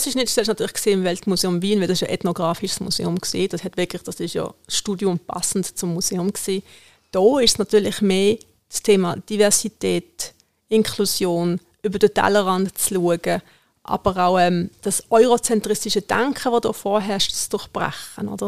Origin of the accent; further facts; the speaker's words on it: Iran; German is a second language; Im Iran, wo ich herkomme, haben wir nie ein Messer am Tisch.